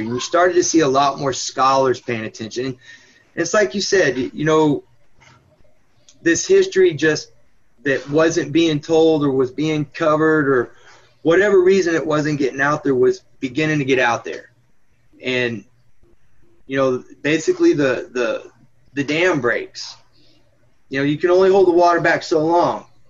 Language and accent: English; Austin, Texas, United States; I was from Austin